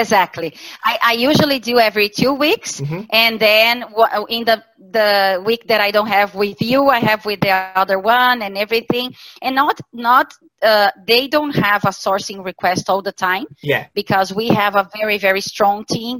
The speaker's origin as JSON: {"language": "English", "region": "Santa Catarina", "country": "Brazil", "tie": "born or raised there", "moved": "as an adult", "lives_now": "Porto Alegre, Brazil", "said": "I was born in Santa Catarina state in Brazil"}